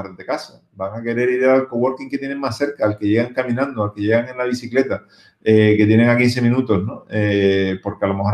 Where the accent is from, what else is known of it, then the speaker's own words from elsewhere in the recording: Canary Islands, Spain; Nosotros como canarios, eh, pues obviamente esto lo damos por, por, por sentado, ¿no?